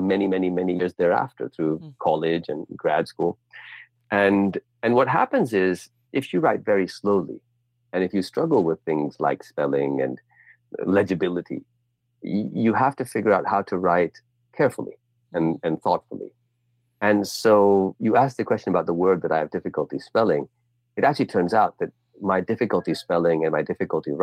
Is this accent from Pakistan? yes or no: yes; Pakistan; also born or lived in Bay Area, California, United States; I spent ages 3 to 9 in California, 0 to 3 in Pakistan, and 9 to 18 in Pakistan, but 3 to 9 in California